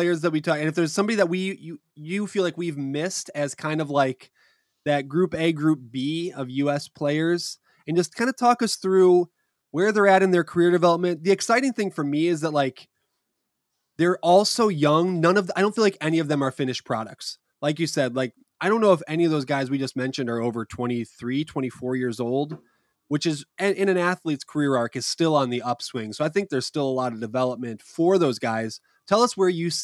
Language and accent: English; United States; We're American